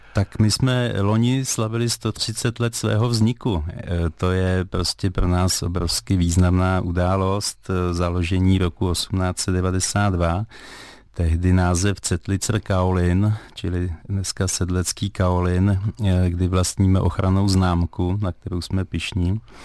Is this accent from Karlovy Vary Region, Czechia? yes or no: yes; Skalná, Karlovy Vary Region, Czechia; pocházím ze Skalné, která se jmenovala dříve Vilčtejn